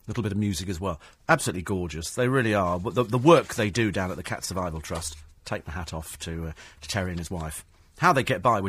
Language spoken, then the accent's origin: English; United Kingdom; We're British